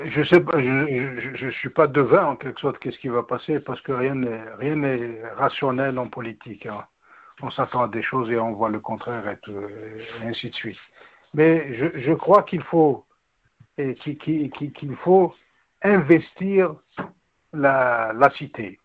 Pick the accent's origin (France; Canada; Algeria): Algeria; en tant qu'Algérien